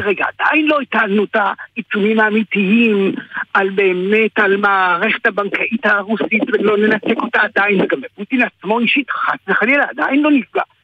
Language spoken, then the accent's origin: Hebrew; Kherson, Kherson Oblast, Ukraine; now in Israel; אני יליד חרסון